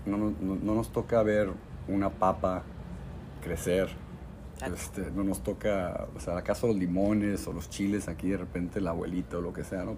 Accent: Tijuana, Baja California, Mexico; moved away as an adult; also born or lived in Tulum / New York / Nicaragua / Los Angeles; soy un, un, chavo aquí de Tijuana y le tengo mucho cariño a esta ciudad, toda la gente con la que crecí

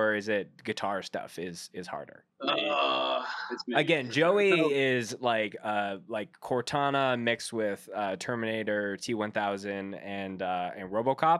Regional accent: Canada; as a Canadian

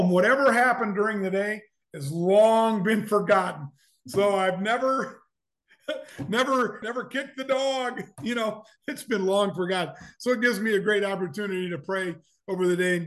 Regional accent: Omaha, Nebraska, United States; also born or lived in Lincoln, Nebraska; I grew up in Omaha and came to Lincoln in the fall of 74 to go to the university

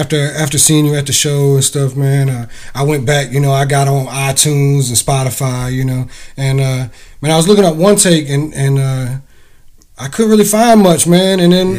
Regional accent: North Carolina, United States; I'm from North Carolina, man. I grew up on the beach, about 3 hours from here.

